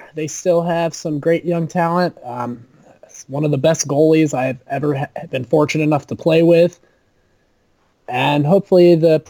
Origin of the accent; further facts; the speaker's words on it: Denver, Colorado, United States; I am a lifelong Avs fan, born and raised in Denver.